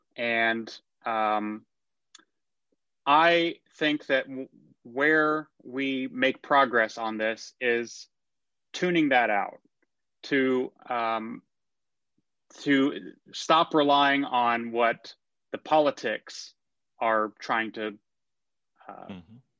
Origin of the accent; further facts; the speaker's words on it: McKinney, Texas, United States; also born or lived in Austin, Texas / New York; I grew up in McKinney, Texas.